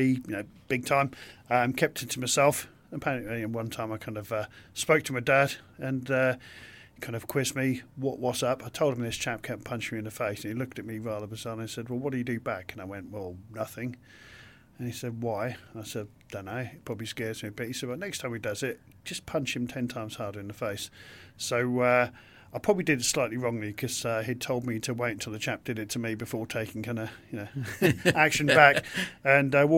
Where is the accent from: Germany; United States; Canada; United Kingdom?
United Kingdom; King's Lynn, East of England; I was brought up in King's Lynn in Norfolk